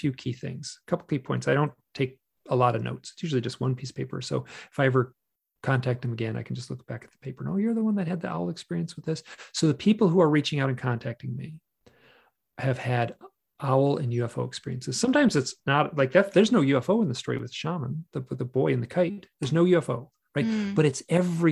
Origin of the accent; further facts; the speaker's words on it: Michigan, United States; accent: twang; I grew up in Michigan